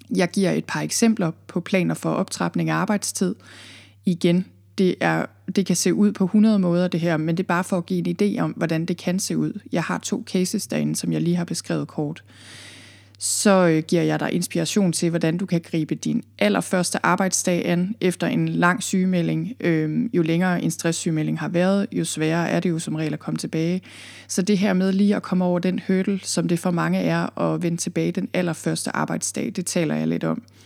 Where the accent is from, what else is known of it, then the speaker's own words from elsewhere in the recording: Thy, North Denmark Region, Denmark; moved away as an adult; also born or lived in Copenhagen area, Zealand; now in Jutland, Denmark; Jeg er fra Thy, jeg er født og opvokset i Thy